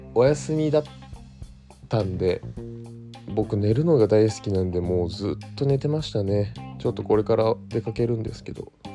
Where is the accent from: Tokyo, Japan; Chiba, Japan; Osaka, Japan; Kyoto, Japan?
Tokyo, Japan; 東京都出身です東京の江戸川区小岩というディープな町と言われているところで生まれ育ち